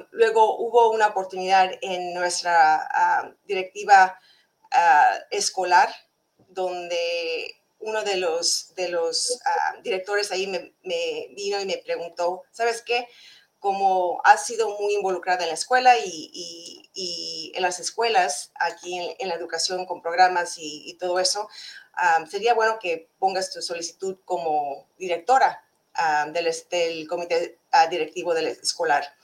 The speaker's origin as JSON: {"language": "Spanish", "region": "California", "country": "United States", "tie": "born or raised there", "also_born_or_lived": "Mexico / Yucatán / Hawaii / Florida", "said": "aquí nací en, en California pero en mis, papás, mis padres les encanta viajar, entonces ah, crecimos entre México y los Estados Unidos, viniendo, yendo y viniendo ah, entre Yucatán, ah, California, Hawái y Florida."}